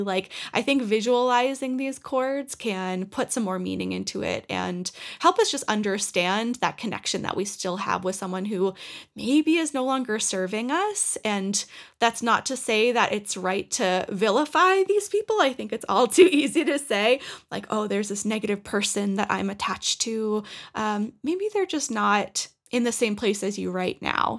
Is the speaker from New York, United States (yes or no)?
no; Norwood, Massachusetts, United States; moved away as an adult; now in Colorado, United States; I cut my hometown, like the cord that I had connected with Norwood